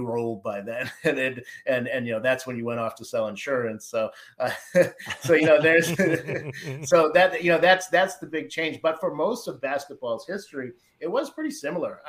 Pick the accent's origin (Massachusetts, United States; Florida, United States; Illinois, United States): Massachusetts, United States; Boston; I grew up in Boston